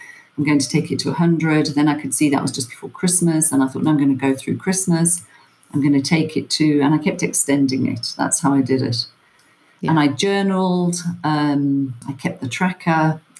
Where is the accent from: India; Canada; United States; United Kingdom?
United Kingdom; England; moved away as an adult; also born or lived in Ireland (family); now in Johannesburg, South Africa; I was born and brought up in England